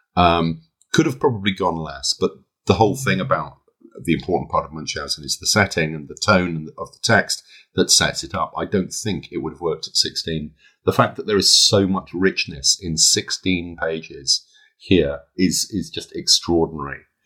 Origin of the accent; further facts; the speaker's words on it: United Kingdom; I'm British